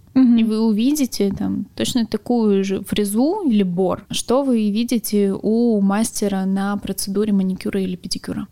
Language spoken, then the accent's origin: Russian; Primorsky Krai, Russia; moved away; я родом вообще из Приморского края.